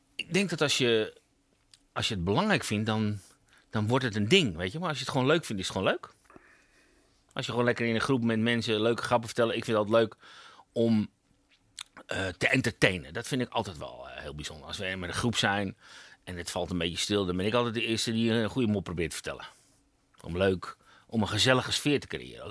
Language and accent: Dutch; Amsterdam, North Holland, Netherlands; Ik kom uit Amsterdam. Dus hard eh, op de tong